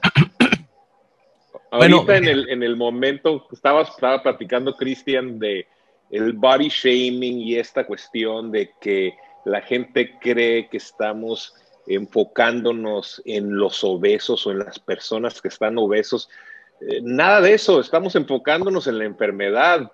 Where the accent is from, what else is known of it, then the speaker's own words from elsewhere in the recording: Mexico; nosotros como latinos y mexicanos